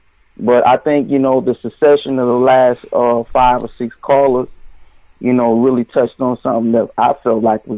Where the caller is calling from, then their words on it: Nashville, Tennessee, United States; I'm calling from Music City, Nashville.